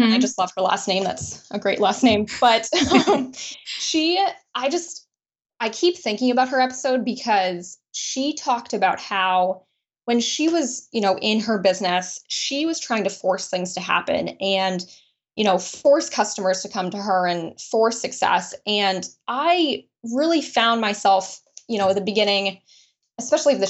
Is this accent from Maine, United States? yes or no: yes; Brunswick, Maine, United States; I grew up in Brunswick, Maine, and to a small family